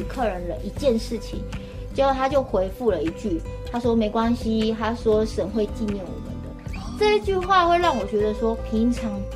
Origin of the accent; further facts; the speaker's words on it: Zhubei, Hsinchu County, Taiwan; first language Mandarin; moved away as an adult; now in Smangus, Taiwan; 我是竹北人，然后我是 从平地架上来的，是土生土长的平地人，来到部落已经十二年了